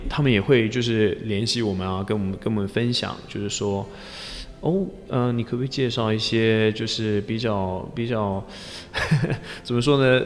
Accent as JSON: {"language": "Chinese", "town": "Leicester", "region": "East Midlands", "country": "United Kingdom", "also_born_or_lived": "Chengdu, China / Chongqing, China", "second_language": "Chinese", "moved": "as an adult", "lives_now": "Taiwan", "said": "我来自英国的莱斯特城"}